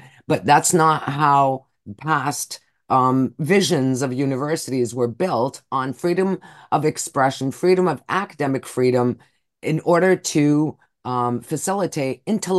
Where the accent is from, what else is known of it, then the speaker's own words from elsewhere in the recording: United States; now in Canada; I'm not American. I grew up there.